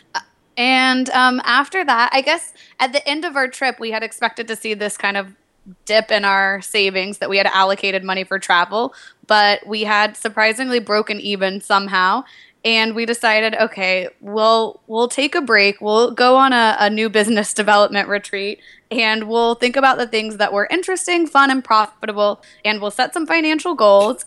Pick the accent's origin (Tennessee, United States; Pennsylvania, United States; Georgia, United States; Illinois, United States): Tennessee, United States; Nashville; moved away; I'm from Nashville, Tennessee originally